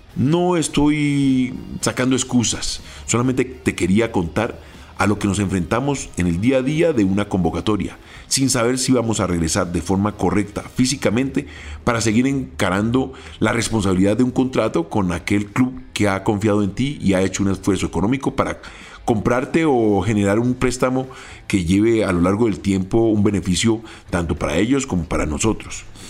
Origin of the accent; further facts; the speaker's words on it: Colombia; nosotros como colombianos